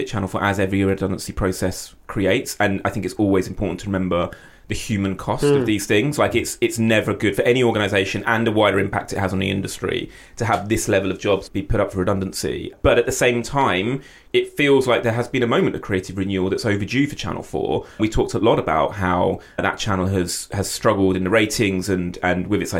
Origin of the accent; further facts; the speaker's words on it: United Kingdom; And I'm not just saying that as a British producer